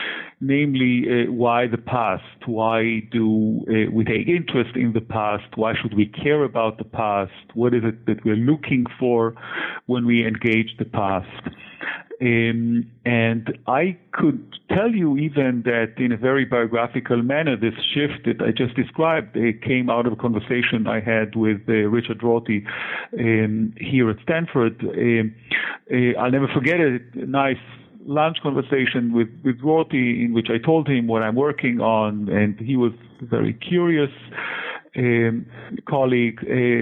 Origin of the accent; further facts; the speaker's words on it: Haifa, Haifa District, Israel; So I was born and raised in Haifa in Israel and grew up living through several Middle Eastern wars.